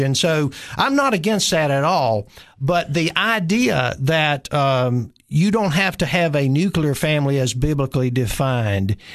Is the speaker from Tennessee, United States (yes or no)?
yes; Nashville, Tennessee, United States; moved away as an adult; also born or lived in Cookeville, Tennessee; I'm originally from Nashville